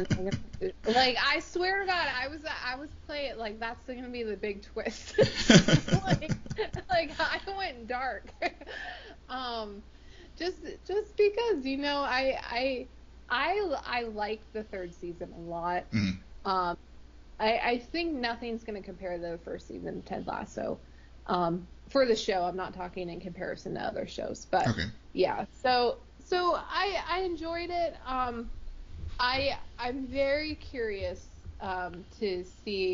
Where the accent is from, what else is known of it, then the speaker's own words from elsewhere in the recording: United States; I'm American